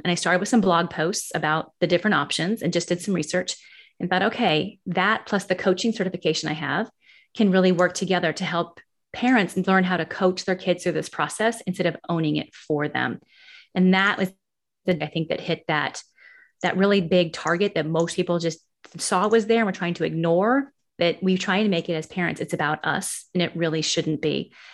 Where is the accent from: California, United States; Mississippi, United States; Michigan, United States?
California, United States; Martinez; moved away as an adult; also born or lived in Pleasant Hill, California / Walnut Creek, California / Missouri; now in South Carolina, United States; I grew up in the Bay Area. I grew up in Martinez